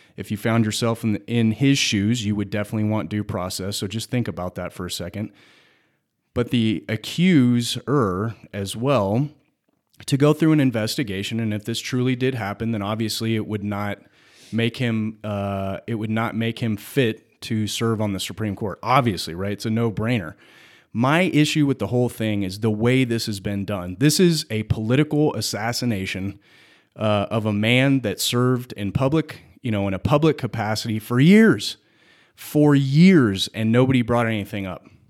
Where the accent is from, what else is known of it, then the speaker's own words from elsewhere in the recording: United States; we as the American people